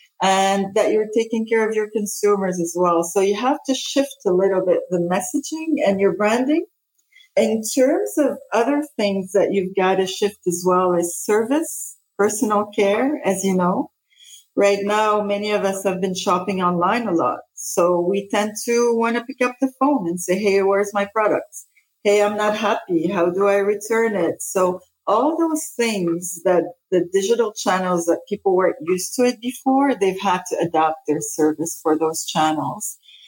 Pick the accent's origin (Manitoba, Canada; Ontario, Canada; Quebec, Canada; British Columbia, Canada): Quebec, Canada; also born or lived in Lebanon / Denmark / Spain; So I'm Lebanese originally. I was born in Lebanon. So when the war started in Lebanon, we actually moved many places. We moved to Denmark first and then Spain and then ended up in Canada and haven't left here since I was 13.